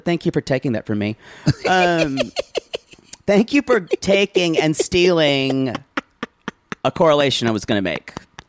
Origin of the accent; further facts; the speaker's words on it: South Carolina, United States; I was a weird kid growing up in South Carolina, rural South Carolina, upstate rural South Carolina